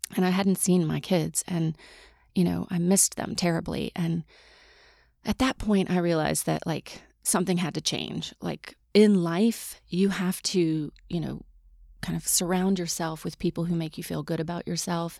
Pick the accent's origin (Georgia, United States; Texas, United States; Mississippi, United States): Mississippi, United States; moved away; I grew up in Mississippi